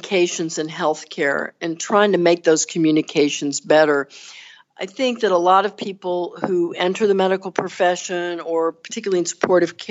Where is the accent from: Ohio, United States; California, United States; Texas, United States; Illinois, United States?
Texas, United States; accent: Southern; moved away as an adult; also born or lived in Northeast United States; So I'm from the South. I was born and raised in Texas, and I've lived in other places, including in the Northeast, but here I am back in the South now